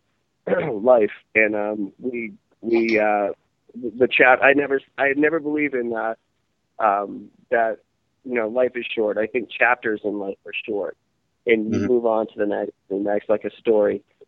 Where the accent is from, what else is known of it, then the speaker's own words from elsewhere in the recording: Maine, United States; I'm from Maine